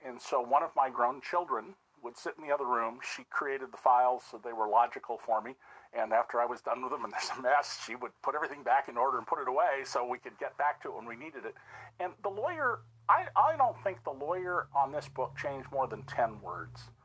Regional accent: Santa Cruz, California, United States; also born or lived in San Francisco, California; Um, I was born in San Francisco. I consider home to be Santa Cruz, California

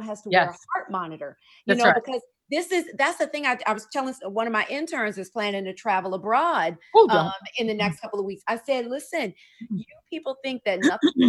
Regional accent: Decatur, Georgia, United States; I grew up in DeKalb County in Decatur

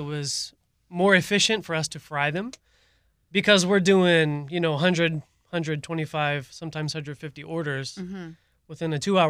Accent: Missouri, United States; moved away; originally I'm from Missouri.

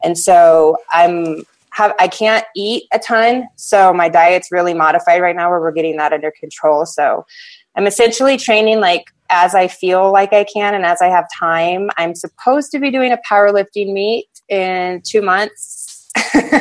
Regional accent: Hawaii, United States; we grew up in Hawaii

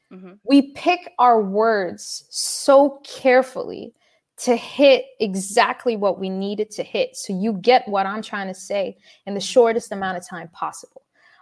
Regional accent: Dubai, United Arab Emirates; also born or lived in Sudan; I'm originally Sudanese and I was born and raised in Dubai.

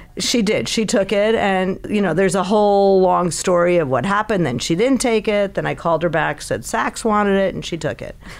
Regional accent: Chicago, Illinois, United States; moved away; I grew up in Chicago

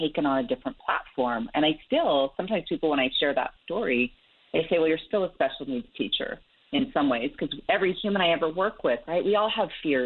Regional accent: Salt Lake City, Utah, United States; born or raised there

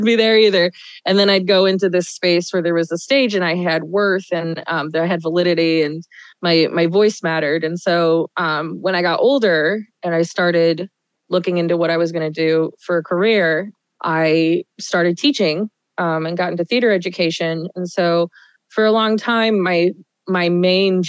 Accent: Omaha, Nebraska, United States; I grew up in Omaha, Nebraska

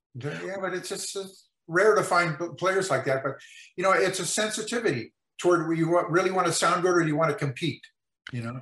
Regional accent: El Monte, California, United States; also born or lived in Mexico; I grew up in El Monte, California

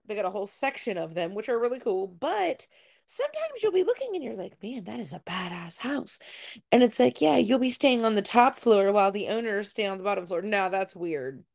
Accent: Ohio, United States; moved away; growing up in Ohio

